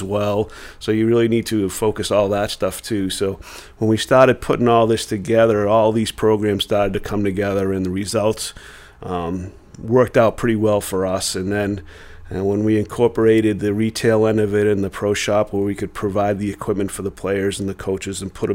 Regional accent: Peabody, Massachusetts, United States; also born or lived in Danvers; We're both from Peabody, same as you, but I moved to Danvers

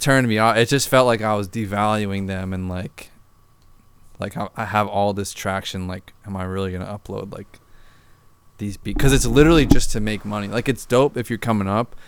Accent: outside of Boston, Massachusetts, United States; I'm from Bo, out Boston, outside of Boston

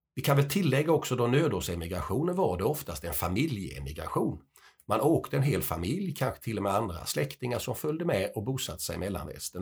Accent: Småland, Sweden; eftersom jag är smålänning så har jag ju en del emigranter

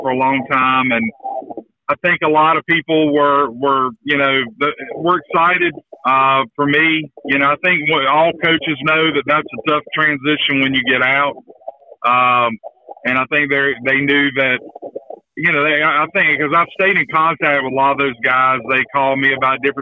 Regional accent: Ayden, North Carolina, United States; I'm from Ayden

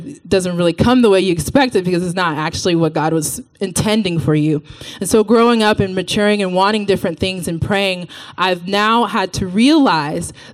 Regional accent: Texas, United States; I'm from Texas. So about me, I grew up in the church in Texas. Went to the same church my entire life

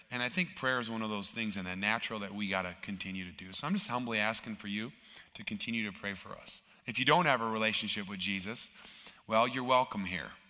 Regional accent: Minnesota, United States; now in Canada; now, I'm from Minnesota, uh, which is in the U.S and it's technically part of Canada. so, this weather that you're having uh, right now, minus 25, it sort of feels like home to me.

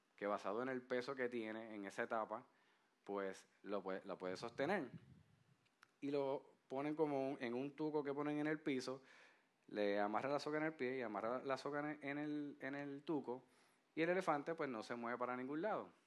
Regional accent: Puerto Rico; como puertorriqueños que somos

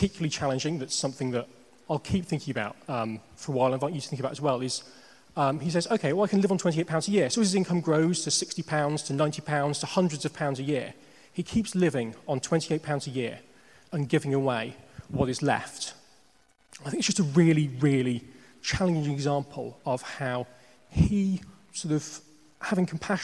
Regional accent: Northamptonshire, East Midlands, United Kingdom; moved away as an adult; now in London, United Kingdom; I grew up in Northamptonshire in the Midlands.

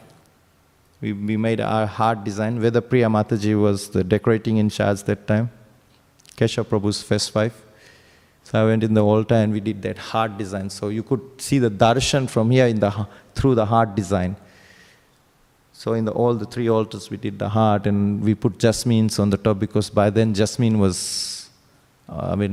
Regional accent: Fiji; moved away as an adult; now in Sydney, Australia; I came to Australia in 2001 from Fiji. I'm from Fiji

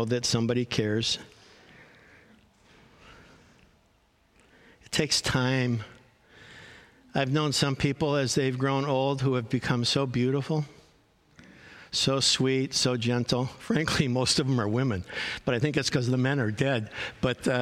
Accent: Chicago, Illinois, United States; I grew up in Chicago

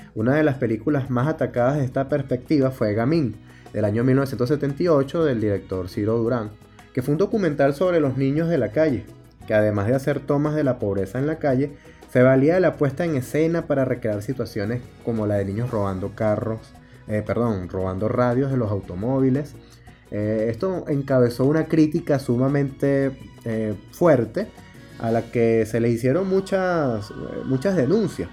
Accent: Venezuela; Soy periodista, músico venezolano

